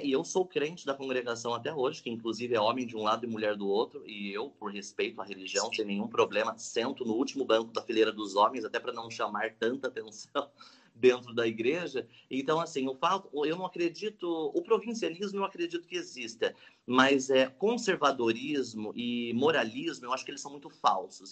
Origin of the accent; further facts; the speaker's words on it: Salesópolis, São Paulo, Brazil; estudei a vida toda aqui em Salesópolis